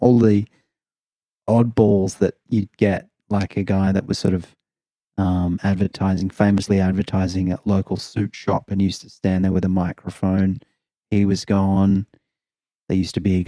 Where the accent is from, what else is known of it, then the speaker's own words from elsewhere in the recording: Adelaide, South Australia, Australia; now in Melbourne, Australia; growing up in Adelaide, and then when I'd come to Melbourne